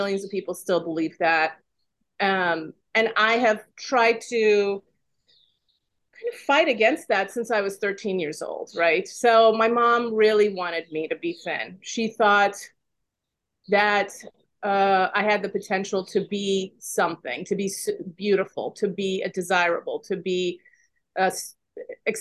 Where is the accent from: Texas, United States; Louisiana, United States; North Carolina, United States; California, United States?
California, United States; moved away as an adult; also born or lived in Iran; now in Washington, D.C., United States; I'm originally from Iran. I'm an immigrant. I came with my parents when I was very young. I went to high school in California